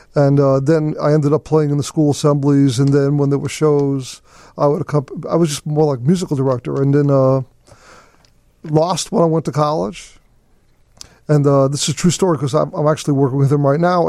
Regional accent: New York City, New York, United States; moved away

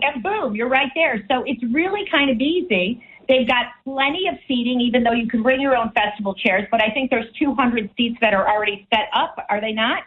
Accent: Chicago, Illinois, United States; moved away; I come from Chicago. It's a land of blues and jazz

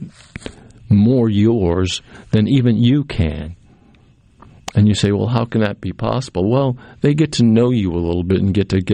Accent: Cape Cod, Massachusetts, United States; now in Mississippi, United States; I grew up on Cape Cod

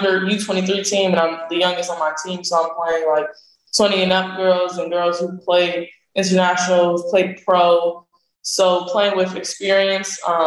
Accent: Palm Beach, Florida, United States; also born or lived in Puerto Rico; my hometown

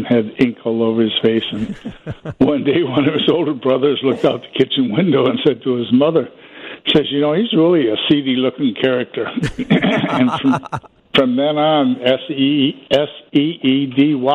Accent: Iowa, United States; now in Western Springs, United States; I'm from Iowa originally

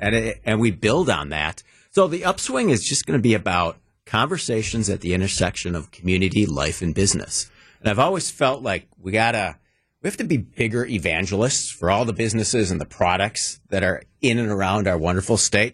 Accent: Wauwatosa, Wisconsin, United States; also born or lived in Milwaukee, Wisconsin; Grew up in beautiful tree-lined Wauwatosa.

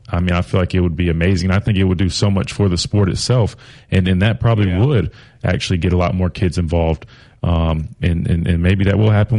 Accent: South Carolina, United States; growing up in South Carolina, we did not have hockey.

